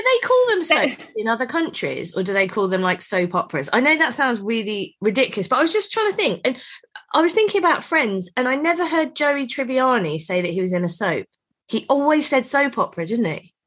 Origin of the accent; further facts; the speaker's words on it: Eastbourne, South East England, United Kingdom; I'm from Eastbourne